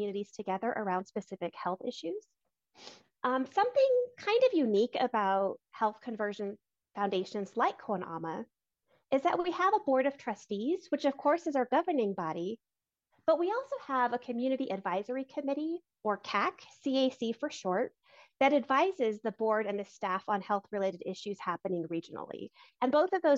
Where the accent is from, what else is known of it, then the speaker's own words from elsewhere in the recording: Albuquerque, New Mexico, United States; moved away as an adult; also born or lived in Arizona / Texas / New Jersey; I grew up in the South Valley area in Albuquerque in a two-parent household with two older siblings